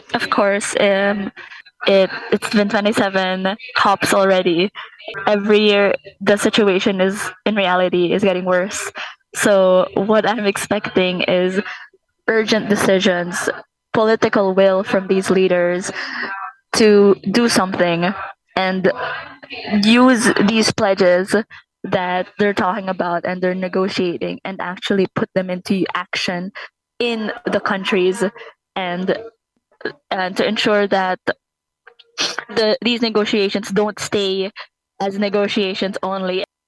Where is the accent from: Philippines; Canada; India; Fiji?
Philippines; I'm from the Philippines